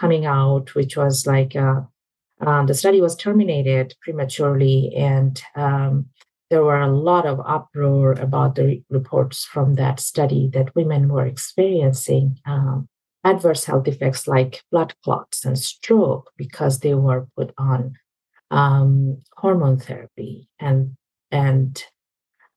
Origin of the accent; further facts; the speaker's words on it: Bangladesh; moved away as an adult; now in United States; Where I grew up in Southeast Asia, Bangladesh, I mean, when I was in even med school